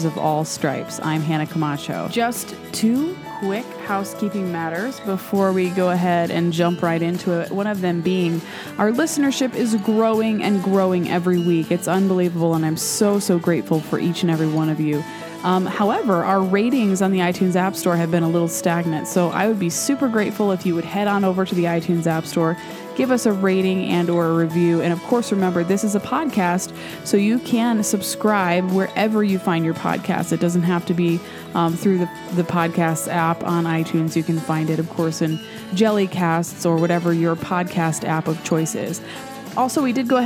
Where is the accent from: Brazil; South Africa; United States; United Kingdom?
United States; Wisconsin; now in West Coast, United States; I, for the most part, grew up in Wisconsin